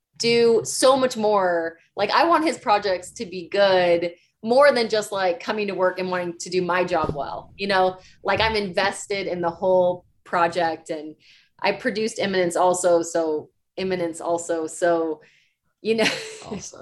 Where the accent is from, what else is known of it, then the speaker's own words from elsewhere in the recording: Chicago, Illinois, United States; now in Los Angeles, United States; I grew up in Chicago